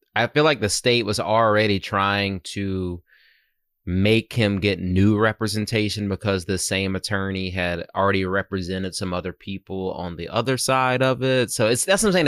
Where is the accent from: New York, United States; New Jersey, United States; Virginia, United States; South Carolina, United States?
South Carolina, United States; Myrtle Beach; moved away; growing up in Myrtle Beach